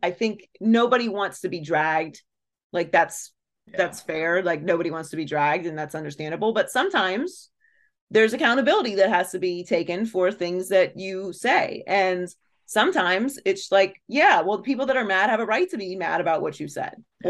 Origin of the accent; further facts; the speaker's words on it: Pittsburgh, Pennsylvania, United States; I grew up in Pittsburgh.